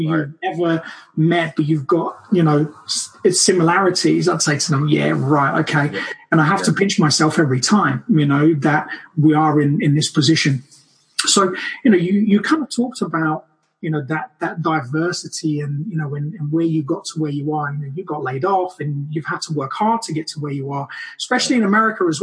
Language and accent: English; Brazil; moved away; from the day I was born in Brazil